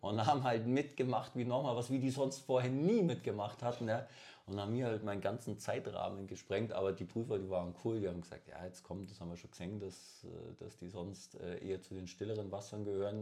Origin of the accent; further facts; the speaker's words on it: Bavaria, Germany; ich bin ein Bayer